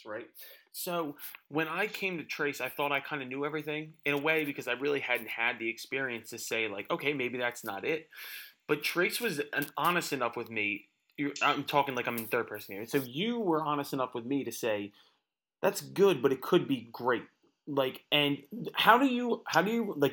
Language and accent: English; Philadelphia, Pennsylvania, United States; moved away as an adult; also born or lived in Nashville; So like I was born in Philadelphia, I was raised in Philadelphia